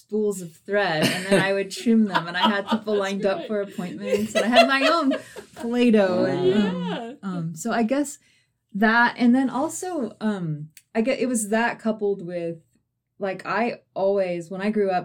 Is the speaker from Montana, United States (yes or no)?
yes; Ennis, Montana, United States; Grew up in Ennis, Montana. Fly fishing, ranching community.